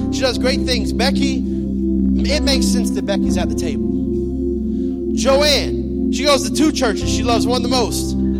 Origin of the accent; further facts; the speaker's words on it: Florida, United States; moved away; I'm from Florida